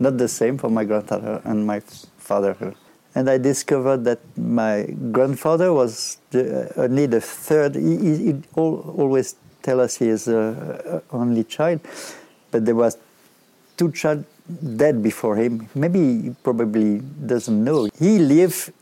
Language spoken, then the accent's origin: English; Villeurbanne, Auvergne-Rhône-Alpes, France; English is a second language; moved away; also born or lived in Rennes, France / Berlin, Germany; I came from Villeurbanne, you know. It's the suburb of Lyon where I used to live with, in fact, a lot of immigrants